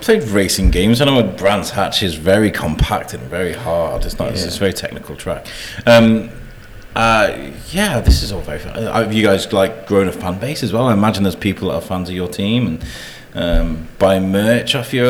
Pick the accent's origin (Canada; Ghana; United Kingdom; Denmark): United Kingdom; But we're British, you know, it's kind of like this is what we do, like British people we started this thing.